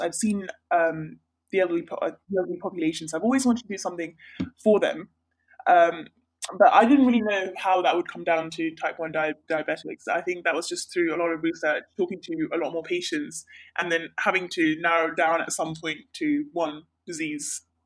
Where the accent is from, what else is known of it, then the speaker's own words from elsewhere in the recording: northeast Sri Lanka, Sri Lanka; moved away; So I'm from Sri Lanka. I'm from the northeast part of Sri Lanka